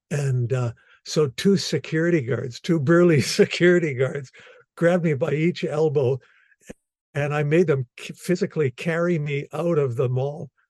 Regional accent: Winnipeg, Manitoba, Canada; now in Anola, Canada; I'm an entertainer and I've born and raised in Winnipeg and uh, live now in Anola, Manitoba, but uh, lived in Winnipeg for the uh, first years of my life till I was maybe 30

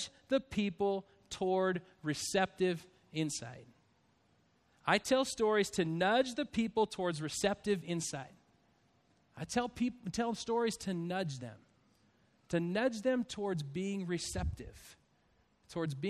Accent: Spokane, Washington, United States; also born or lived in Stockton, California; I was born in Stockton, California in Sharp Army Depot. And then we moved to Spokane, Washington. And I have an older brother, Mike, and a twin brother, John, and a younger brother, Tom. So there's the four of us with my mom and my dad. And so we grew up in Spokane.

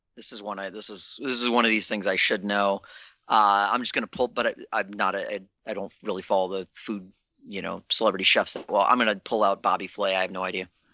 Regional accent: Virginia, United States; I grew up in Virginia

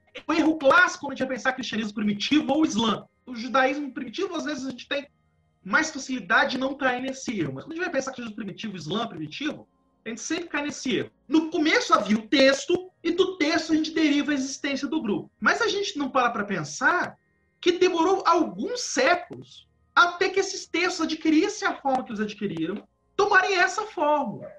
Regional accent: Valença, Rio de Janeiro, Brazil; Eu sou do interior do estado do Rio de Janeiro. Eu sou de uma cidade que é a última cidade, uma cidade católica do estado do Rio de Janeiro

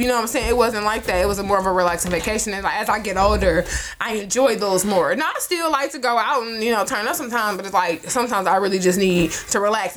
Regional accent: Detroit, Michigan, United States; We are from Detroit. I grew up in Detroit

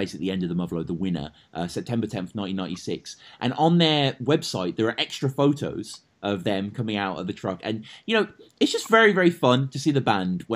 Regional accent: United Kingdom; just as a Brit

